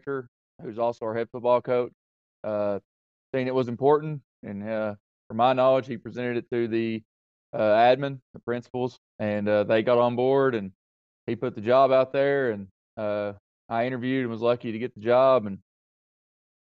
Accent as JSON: {"language": "English", "area": "Scott County", "region": "East Tennessee", "country": "United States", "moved": "as an adult", "lives_now": "Springfield, Tennessee, United States", "said": "I'm from East Tennessee, a little place, Scott County. Joined the Marine Corps out of high school"}